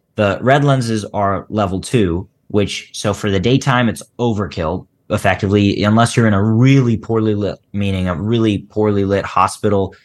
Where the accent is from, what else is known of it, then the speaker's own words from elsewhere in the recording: Philadelphia, Pennsylvania, United States; I grew up in Philly